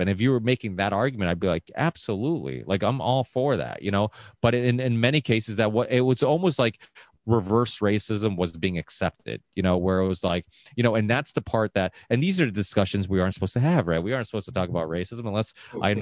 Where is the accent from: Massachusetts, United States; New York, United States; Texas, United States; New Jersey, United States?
Massachusetts, United States; Ludlow; we're from the Ludlow Springfield area